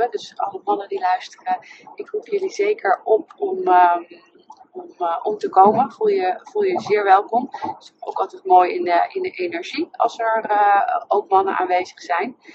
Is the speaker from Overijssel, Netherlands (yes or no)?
no; Nijmegen, Gelderland, Netherlands; now in Amsterdam, Netherlands; zelf in Amsterdam. En ik kom oorspronkelijk uit Nijmegen.